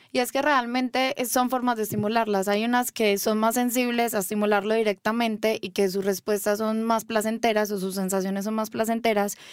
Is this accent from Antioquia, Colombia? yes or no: yes; Medellín, Antioquia, Colombia; moved away as an adult; now in Mexico; Yo soy de Medellín, Colombia. Nací ahí y hace más o menos un año me vine a vivir acá a estudiar sexología.